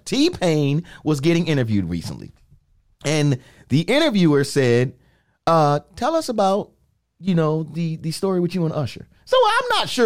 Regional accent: New York City, New York, United States; now in Florida, United States; even though I'm from the Bronx, New York, I've been in Florida. I've been in Florida long enough now that I'm a resident.

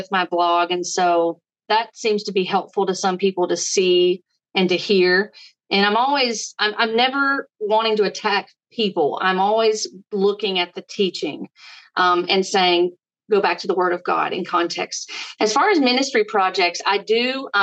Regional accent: Virginia, United States; I am from Virginia. That's where we reside

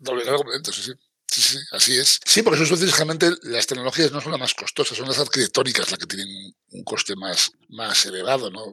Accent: Asturias, Spain; yo soy asturiano

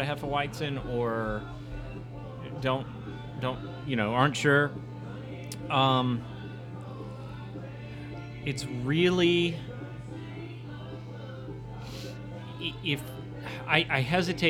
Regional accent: St. Louis, Missouri, United States; I grew up in St. Louis

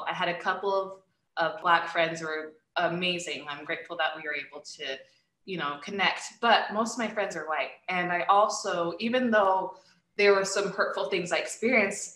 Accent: Utah, United States; moved away as an adult; also born or lived in United Kingdom; now in Seattle, United States; I was born and raised in Utah

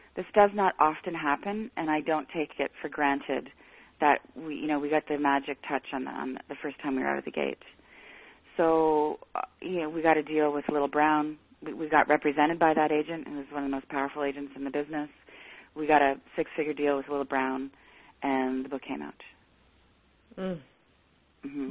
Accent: Canada; I'm Canadian

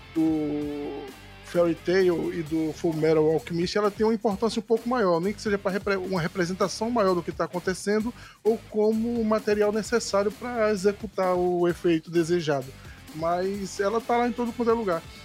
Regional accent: Northeast Region, Brazil; accent: nordestino; o meu sotaque para falar sobre cultura nordestina

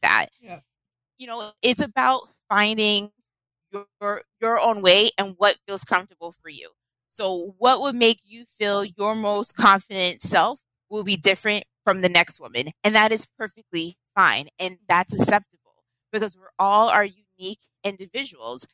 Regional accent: Boston, Massachusetts, United States; Boston. I grew up in Roxbury.

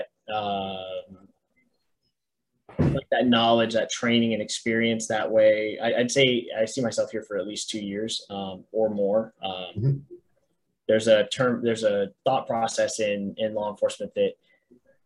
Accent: Daytona Beach, Florida, United States; now in Brevard County, United States; Daytona, where I grew up over in Volusia County.

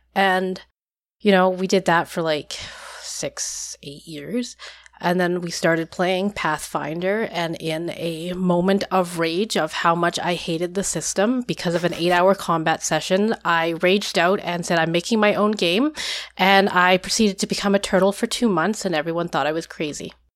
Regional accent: Vancouver, British Columbia, Canada; I am from Vancouver, Canada.

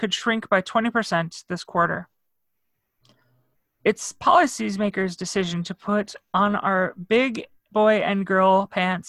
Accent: Northwest Indiana, United States; moved away; I wasn't brought up around here. I'm from Northwest Indiana. I'm basically a suburb of Chicago

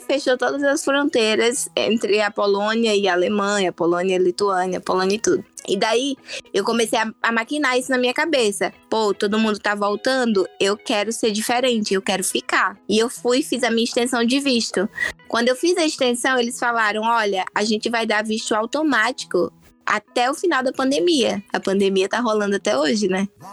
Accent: Alagoas, Brazil; eu sou alagoana

